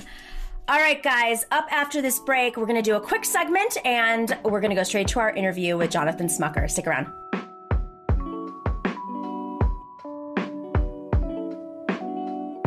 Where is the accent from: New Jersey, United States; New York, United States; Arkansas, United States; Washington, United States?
New York, United States; Lancaster; also born or lived in Buffalo, New York; I'm from Lancaster, New York. That's where I grew up